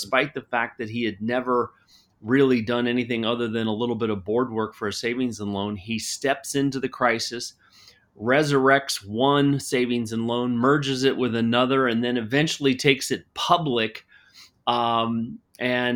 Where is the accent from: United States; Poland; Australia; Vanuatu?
United States; Cincinnati, Ohio; moved away as an adult; now in Arizona, United States; I was born and raised in Cincinnati, Ohio